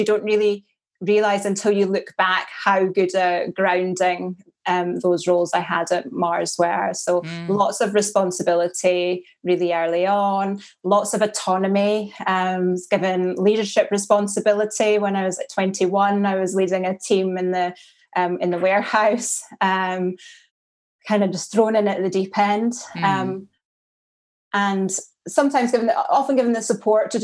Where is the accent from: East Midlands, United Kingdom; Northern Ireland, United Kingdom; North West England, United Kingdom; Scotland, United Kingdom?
Scotland, United Kingdom; Angus; also born or lived in Dundee / Windsor; now in Aberdeenshire, United Kingdom; I was brought up on a farm in the county of Angus, which is the east of Scotland